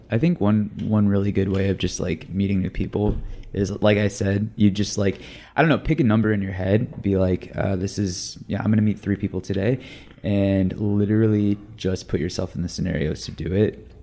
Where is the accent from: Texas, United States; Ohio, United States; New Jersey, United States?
Texas, United States; now in Los Angeles, United States; I'm from Texas. When I moved uh